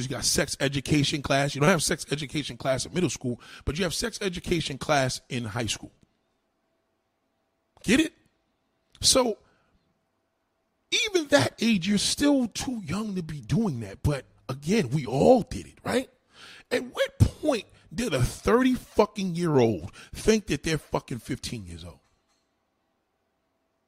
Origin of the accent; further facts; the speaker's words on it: New York City, New York, United States; I'm from New York. I'm in New York City. I was born, raised here